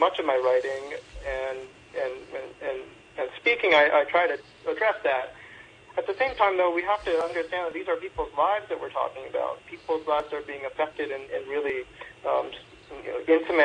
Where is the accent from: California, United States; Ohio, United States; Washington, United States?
Washington, United States; Seattle; I'm from Seattle